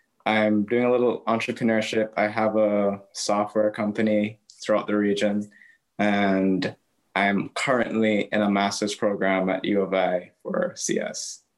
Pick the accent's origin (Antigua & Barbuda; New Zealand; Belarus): Antigua & Barbuda; now in Chicago, United States; I'm originally from Antigua, currently live here.